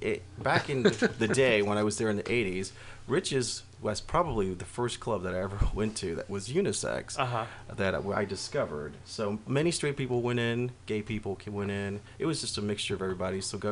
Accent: Houston, Texas, United States

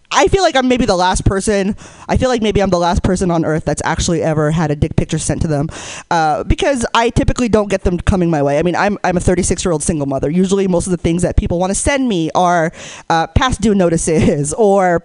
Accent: Hayward, California, United States; I grew up in the Bay Area. I grew up in Hayward

